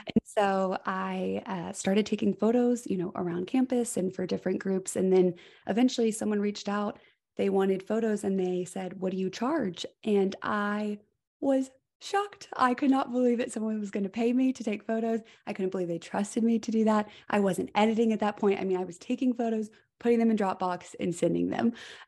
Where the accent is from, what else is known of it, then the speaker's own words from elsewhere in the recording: Georgia, United States; It is so nice for people to say, where are you from? Immediately I can go into, you know, being from Georgia, moved mm-hmm. here.